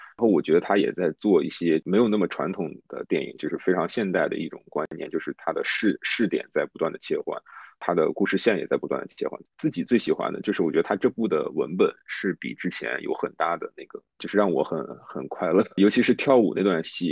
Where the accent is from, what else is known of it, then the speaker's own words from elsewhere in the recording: Hebei, China; moved away; also born or lived in Beijing; 我是河北人，然后我，我在北京上四年大学